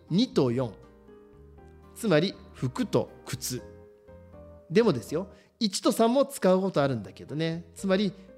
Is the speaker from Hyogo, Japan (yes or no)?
no; Shizuoka, Japan; accent: Shizuoka dialect; also born or lived in Kanagawa / Tokyo; 僕の静岡人のイントネーション